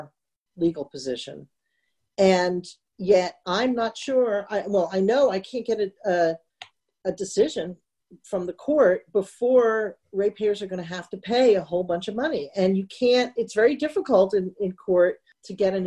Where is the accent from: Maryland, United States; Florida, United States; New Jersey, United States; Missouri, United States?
New Jersey, United States; Northern; also born or lived in New York City; now in Central New Jersey, United States; I was raised in Northern Jersey, is where we call it Taylor ham